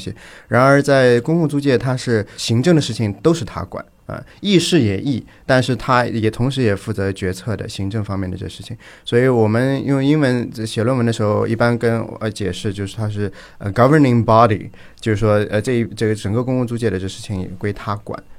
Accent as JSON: {"language": "Chinese", "region": "Shanghai", "country": "China", "said": "因为我是上海人"}